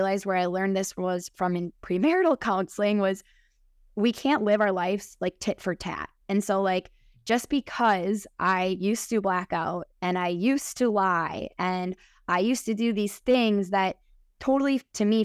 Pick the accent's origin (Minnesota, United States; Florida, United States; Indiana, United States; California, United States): Minnesota, United States; accent: Midwest; I am 32 years old from Minnesota. So maybe you can tell in my accent from the Midwest.